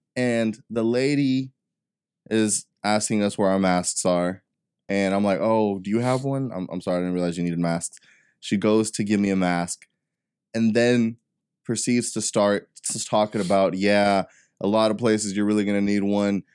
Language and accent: English; Texas, United States; I'm, I'm from Texas